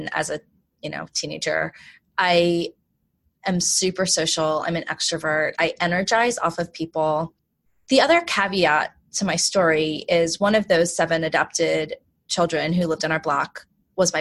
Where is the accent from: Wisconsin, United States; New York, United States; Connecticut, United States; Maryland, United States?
Maryland, United States; Baltimore; also born or lived in South Korea; I grew up in Baltimore, which is a pretty diverse place.